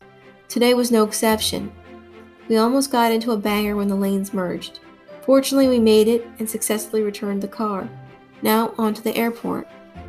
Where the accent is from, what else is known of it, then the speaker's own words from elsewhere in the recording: Boston, Massachusetts, United States; now in Houston, United States; I come from Boston, which is a port city, just like Houston.